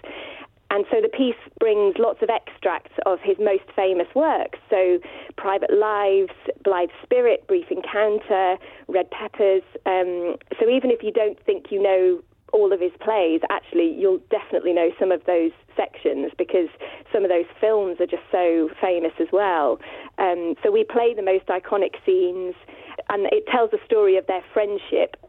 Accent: Douglas, Isle of Man; moved away; I'm able to come back now and perform in my hometown

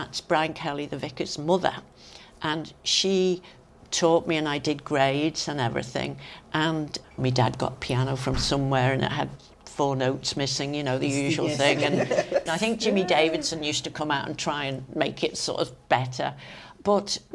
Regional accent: Crosby, Isle of Man; moved away as an adult; also born or lived in London; I was born and brought up in Crosby.

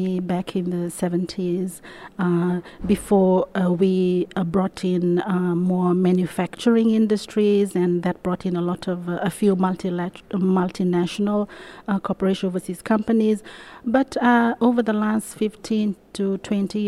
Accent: Fiji; I come all the way from Fiji, which is in the Pacific

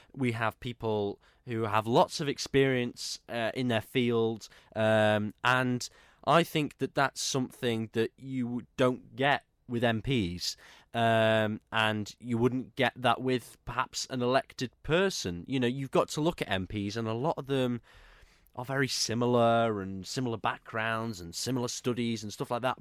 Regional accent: Isle of Man; I'm from the Isle of Man

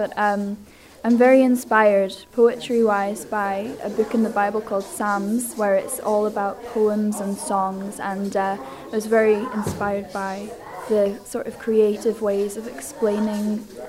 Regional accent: Edinburgh, Scotland, United Kingdom; now in Isle of Man; because I was from Edinburgh, a city just like Esther, but when I came here, I just admired the beaches.

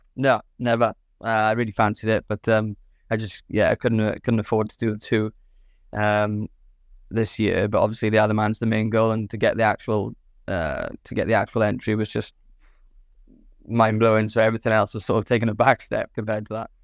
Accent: Swansea, Wales, United Kingdom; from Swansea in South Wales

